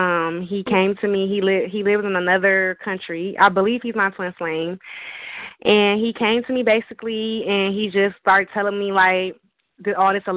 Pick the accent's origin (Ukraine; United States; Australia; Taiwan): United States; Detroit, Michigan; I'm from Michigan, from Detroit